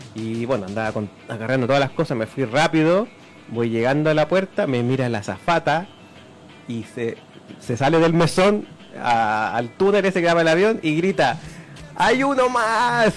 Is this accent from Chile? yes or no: yes; Chile; nosotros somos como isleños, nuestra forma de ser y todo